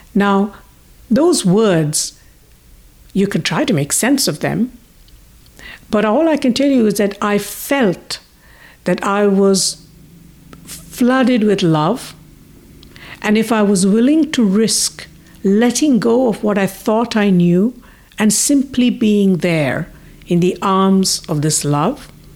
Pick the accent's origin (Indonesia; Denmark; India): India; moved away; also born or lived in United Kingdom / United States; I was born in India, but I lived in the U K and most of my life, I mean, more than half of my life in the U S